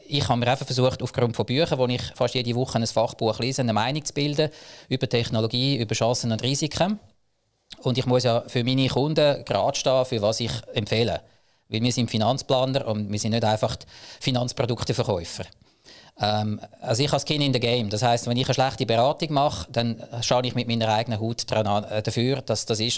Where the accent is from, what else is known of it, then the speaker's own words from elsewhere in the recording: Zug, Switzerland; Ich komme aus dem Crypto Valley Zug